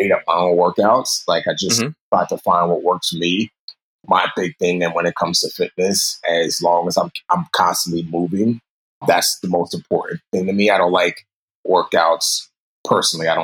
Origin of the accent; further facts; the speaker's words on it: New York City, New York, United States; also born or lived in Nigeria; My mother moved us to the States, grew up in New York City in the Bronx